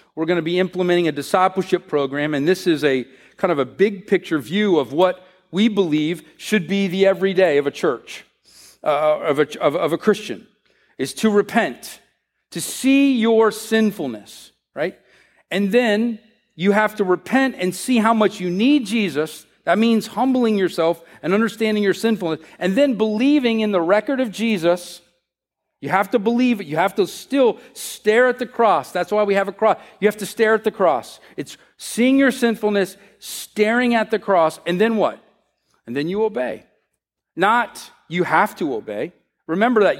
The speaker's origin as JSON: {"language": "English", "country": "United States", "said": "the way we work here in America"}